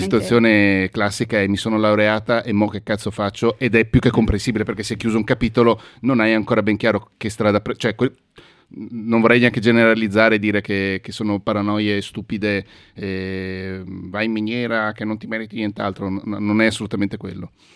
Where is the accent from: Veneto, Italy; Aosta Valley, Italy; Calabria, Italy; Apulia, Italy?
Veneto, Italy; Mestre; gli amici miei con cui sono cresciuto a Mestre